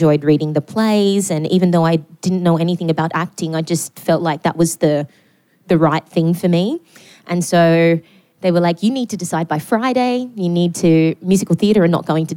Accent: Newcastle, New South Wales, Australia; I grew up in Newcastle

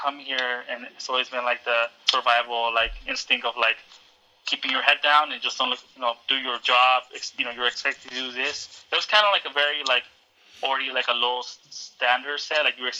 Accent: Mexico; moved away; I'm an immigrant from Mexico.

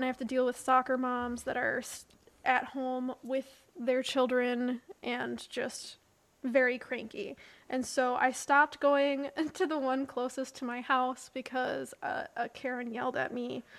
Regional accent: Minnesota, United States; I was just really proud of myself being super Minnesotan

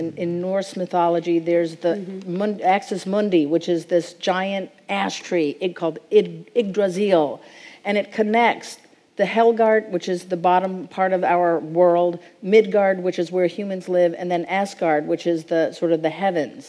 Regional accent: Pacific Northwest, United States; I come from the Pacific Northwest

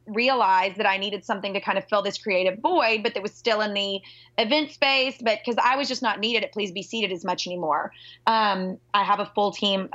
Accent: Nashville, Tennessee, United States; moved away as an adult; also born or lived in Fort Worth / Dallas; I'm from Nashville. I am a rare unicorn, born and raised here

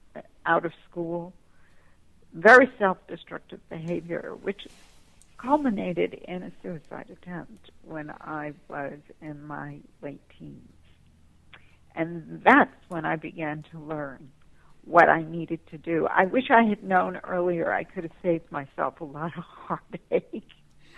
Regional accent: Manhattan, New York, United States; And I was raised in Manhattan, so my mother was very strict about any hanging out in the street or courtyard.

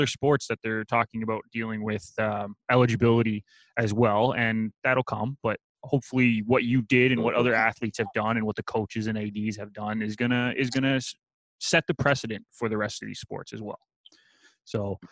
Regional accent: Canada; as a Canadian

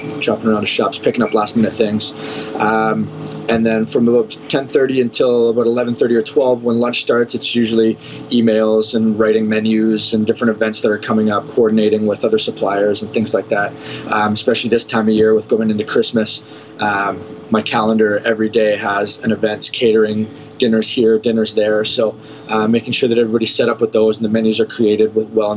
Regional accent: Barrie, Ontario, Canada; moved away as an adult; now in Cayman Islands; my hometown in Barrie, Ontario

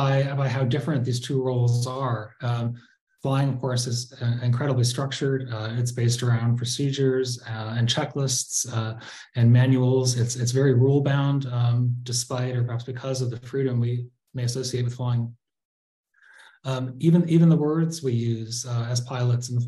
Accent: Pittsfield, Massachusetts, United States; moved away; Pittsfield, my hometown

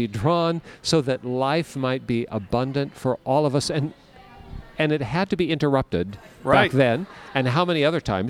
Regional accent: Seattle, Washington, United States; I was representing my hometown, the city of Seattle, in the state legislature

